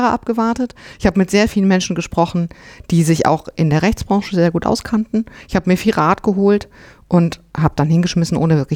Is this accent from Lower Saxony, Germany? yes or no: no; North Rhine-Westphalia, Germany; Im Siegerland kann man das beides sein, wo ich herkomme.